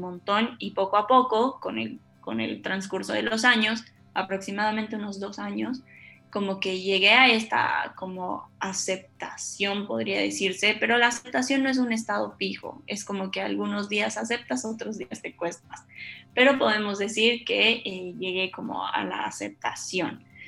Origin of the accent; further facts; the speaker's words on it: Bolivia; moved away as an adult; now in Argentina; cuando me fui de Bolivia, porque soy de Bolivia, cuando me fui de Bolivia y me vine a estudiar a Argentina